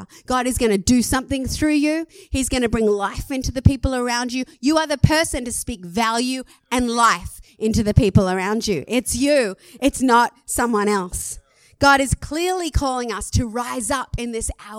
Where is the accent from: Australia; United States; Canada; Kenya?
Australia; I'm an Aussie